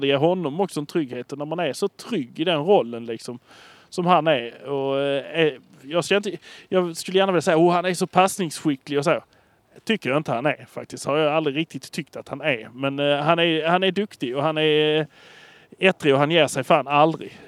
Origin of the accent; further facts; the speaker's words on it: Malmö, Skåne, Sweden; vi är från Malmö